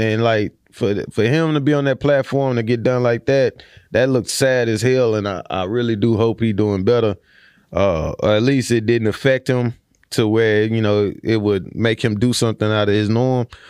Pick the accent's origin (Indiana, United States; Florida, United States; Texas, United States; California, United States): Texas, United States; Houston; now in Austin, United States; I'm from Houston